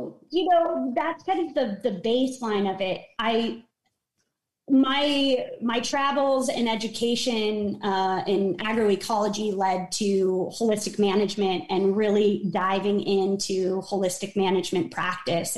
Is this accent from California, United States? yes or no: yes; San Diego, California, United States; I grew up in Southern California in a beach town, in North County, San Diego